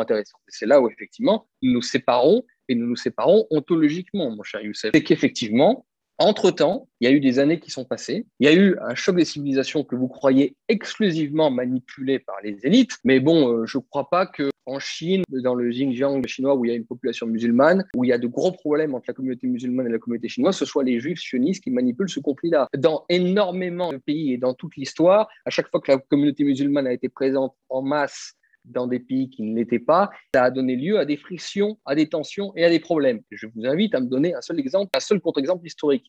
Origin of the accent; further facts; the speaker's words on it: France; en tant que Français identitaire